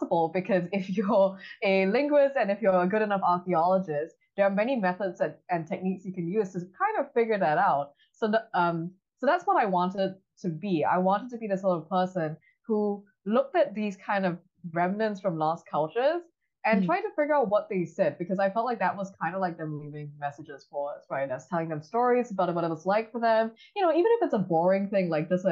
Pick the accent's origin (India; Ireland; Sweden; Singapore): Singapore; moved away as an adult; now in Cambridge, United States; I'm originally from Singapore, but I'm currently finishing up a PhD in linguistics at Harvard University